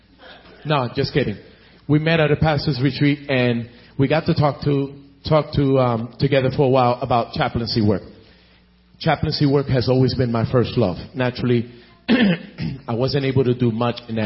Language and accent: English; Philadelphia, Pennsylvania, United States; I am Puerto Rican by descent, but I was born and raised in Philadelphia